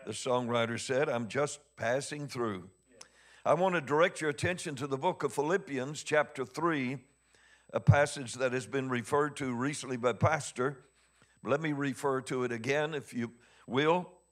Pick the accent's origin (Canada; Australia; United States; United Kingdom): United States; Missouri; I'm from Missouri. I'm hard-headed.